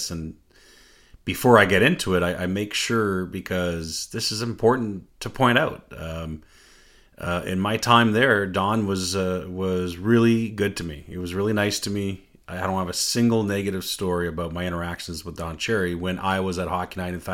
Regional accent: Canada; I'm French Canadian

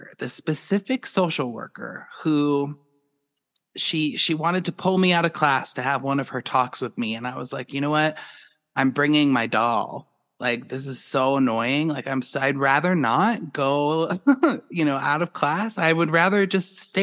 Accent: Boulder, Colorado, United States; growing up in Boulder, there was no judgment. People are free birds in Boulder. They don't care what people do. It was a great place for me to grow up

